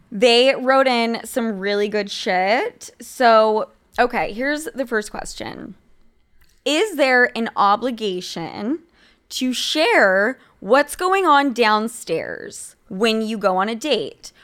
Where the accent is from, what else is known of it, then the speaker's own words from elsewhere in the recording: Utah, United States; I'm from fucking Utah.